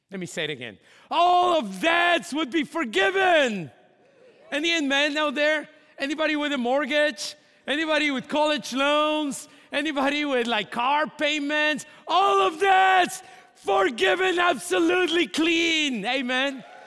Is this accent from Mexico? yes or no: yes; Mexico; moved away; my hometown in Mexico